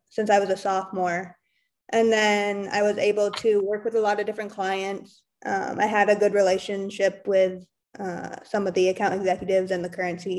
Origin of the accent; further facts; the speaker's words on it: West Michigan, United States; also born or lived in St. Joseph, Michigan / Kalamazoo, Michigan; I'm from West Michigan. So I lived in St. Joseph and Kalamazoo area